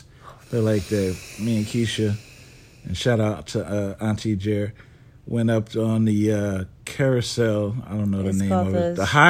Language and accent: English; New Orleans, Louisiana, United States; Because I'm from New Orleans.